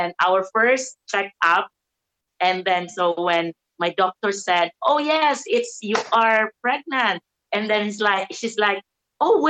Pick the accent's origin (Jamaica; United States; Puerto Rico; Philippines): Philippines; Davao City, Davao Region; I'm from the Philippines in Davao City.